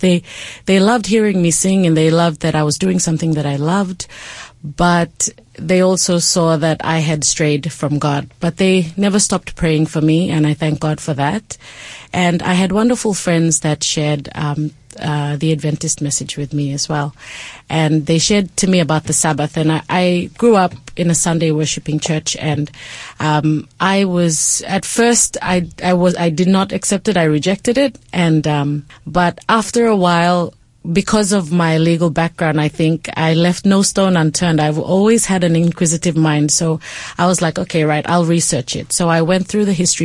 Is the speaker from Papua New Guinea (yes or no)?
yes; Port Moresby, National Capital District, Papua New Guinea; So I was raised in Papua New Guinea, in Port Moresby, where I spent most of my life